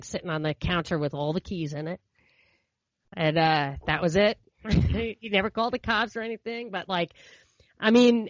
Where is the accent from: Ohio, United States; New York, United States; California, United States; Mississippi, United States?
New York, United States; New York City; we're from Brooklyn